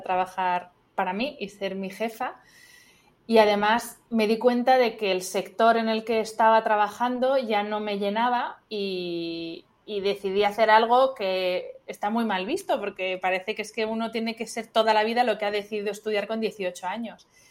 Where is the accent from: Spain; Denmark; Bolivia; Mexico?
Spain; soy de España